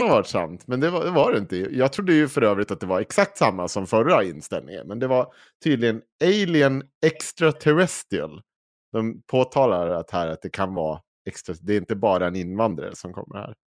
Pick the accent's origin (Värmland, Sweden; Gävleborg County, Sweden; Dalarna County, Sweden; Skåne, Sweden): Dalarna County, Sweden; jag är från Dalarna